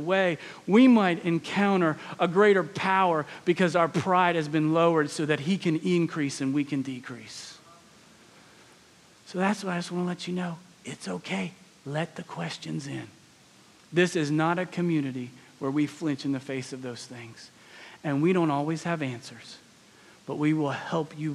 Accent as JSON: {"language": "English", "region": "Pennsylvania", "country": "United States", "tie": "born or raised there", "also_born_or_lived": "West Palm Beach, Florida", "moved": "yes", "said": "I grew up north in Pennsylvania, so I didn't grow up with some of the racial tensions that the South inherently has."}